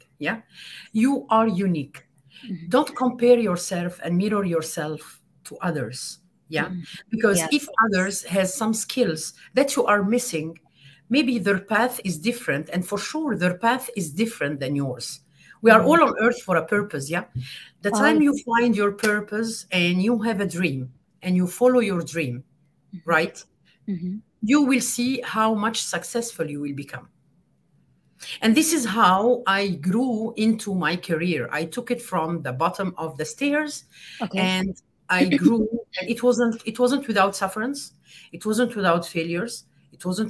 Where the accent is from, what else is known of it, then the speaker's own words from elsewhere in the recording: France; also born or lived in Egypt; And I grew up in France, so Western, for 30 years.